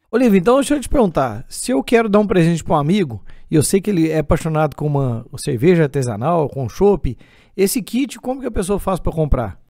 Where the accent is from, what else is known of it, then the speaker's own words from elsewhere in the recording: Divinópolis, Minas Gerais, Brazil; isso aqui é lá da minha cidade